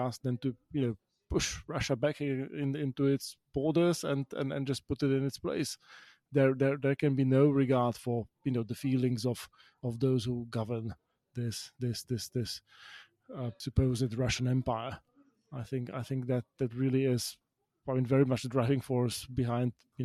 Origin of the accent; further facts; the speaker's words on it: Bratislava, Bratislava Region, Slovakia; my hometown of Bratislava, where growing up in the 1990s